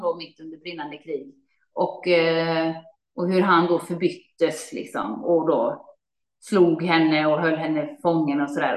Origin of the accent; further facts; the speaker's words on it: Gothenburg, Västra Götaland, Sweden; när jag växte upp i Göteborg